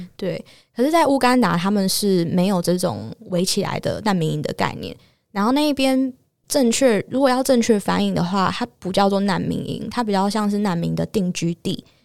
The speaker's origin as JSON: {"language": "Chinese", "country": "Taiwan", "also_born_or_lived": "Uganda", "moved": "yes", "said": "所以台湾人看到真的都会非常的慌张"}